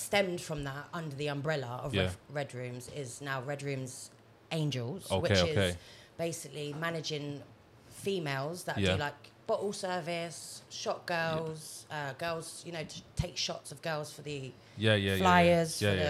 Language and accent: English; Basingstoke, South East England, United Kingdom; From Basingstoke.